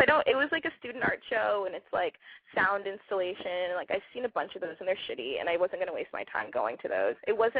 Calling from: San Francisco, California, United States; also born or lived in Los Angeles; I'm calling from San Francisco. I'm 23.

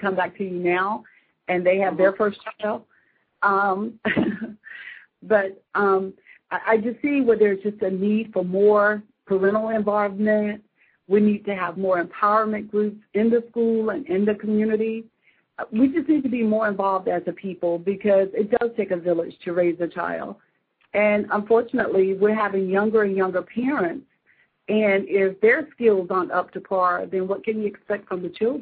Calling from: Charleston, United States; I'm calling from Charleston.

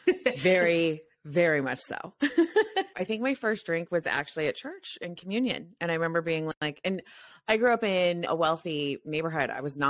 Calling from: San Francisco, California, United States; I'm calling from San Francisco, which is also like a party city. You can just, we have the Peter Pan syndrome here where like people are in their 50s and they're still partying and they're, you know, they haven't settled down

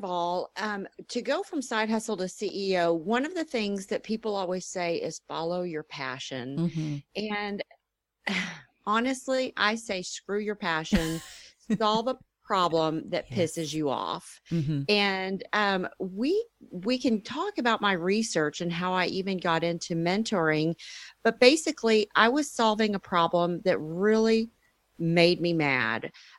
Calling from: Dallas, Texas, United States; Dallas, Texas.

